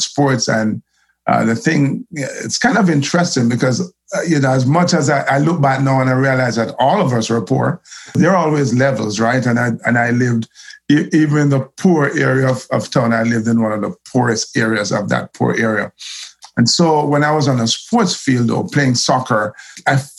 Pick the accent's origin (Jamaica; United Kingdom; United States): Jamaica; Kingston; I grew up in Olympic Gardens, that the most notorious enclave in Olympic Gardens is known as Waterhouse